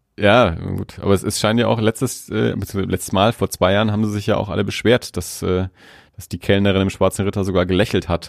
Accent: Germany; ich dann als Deutscher, der auf Englisch spricht

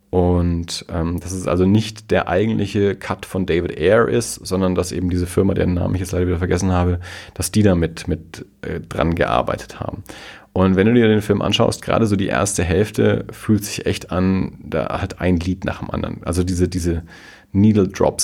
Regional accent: Germany; wir als Deutsche

